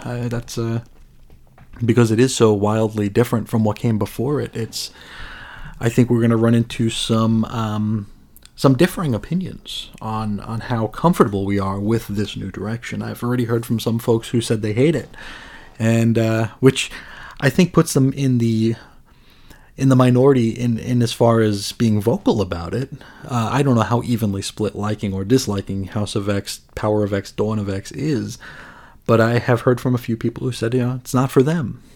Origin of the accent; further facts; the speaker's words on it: United States; as an American